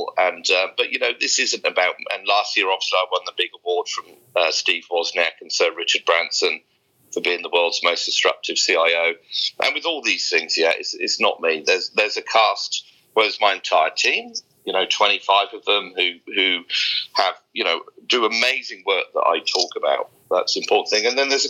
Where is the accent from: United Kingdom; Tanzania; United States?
United Kingdom; Somerset, South West England; also born or lived in Australia / Sumatra, Indonesia; now in Singapore; I grew up in a very deprived part of Somerset in west coast of England, in a little village with about 200 people